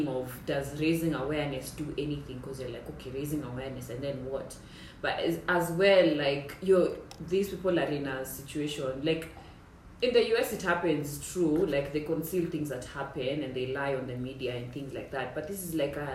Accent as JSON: {"language": "English", "country": "Kenya", "said": "I'm Kenyan"}